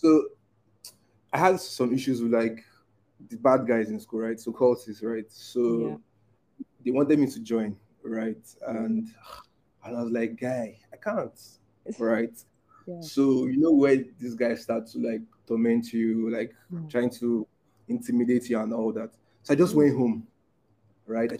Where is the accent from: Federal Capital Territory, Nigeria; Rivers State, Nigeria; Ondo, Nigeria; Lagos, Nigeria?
Rivers State, Nigeria; Port Harcourt; moved away as an adult; now in Abuja, Nigeria; I grew up in Port Harcourt